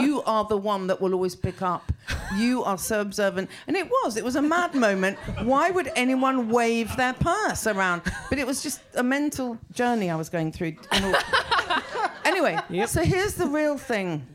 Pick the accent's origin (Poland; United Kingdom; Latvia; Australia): United Kingdom; England; I kind of stopped being English